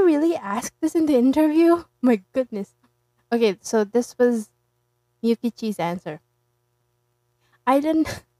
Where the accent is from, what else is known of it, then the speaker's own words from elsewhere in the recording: Philippines; I'm from the Philippines